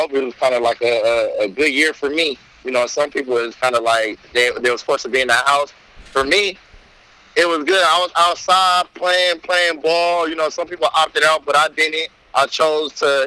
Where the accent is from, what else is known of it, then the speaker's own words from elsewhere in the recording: Inglewood, California, United States; also born or lived in Panorama City, California; growing up in Inglewood, growing up in the inner city